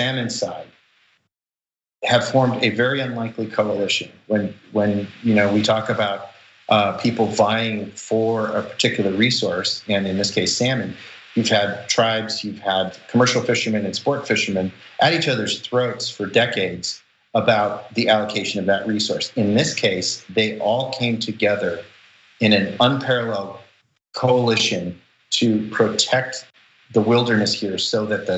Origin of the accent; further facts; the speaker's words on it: Seattle, Washington, United States; also born or lived in Southeast Alaska; I grew up here in the Pacific Northwest in Seattle, and this is salmon country.